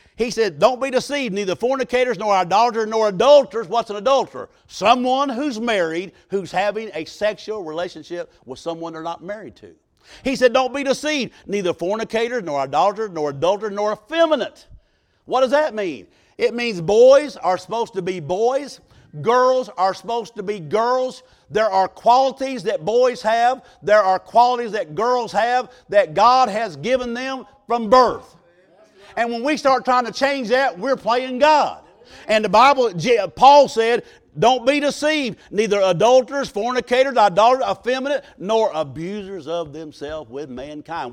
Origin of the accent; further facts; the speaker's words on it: Southern Illinois, United States; I was raised in Southern Illinois in Pigeon Roost Holler.